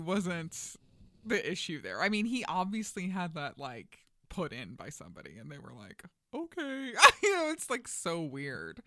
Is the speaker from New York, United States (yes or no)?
yes; New York, United States; moved away; I'm originally from New York